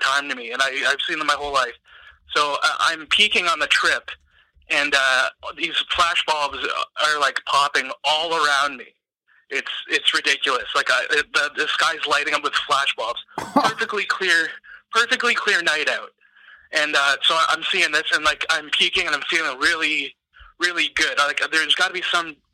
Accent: Ontario, Canada; I'm from Ontario

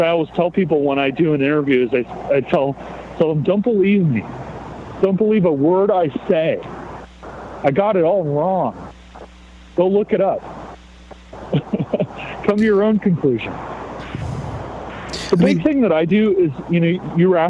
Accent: United States

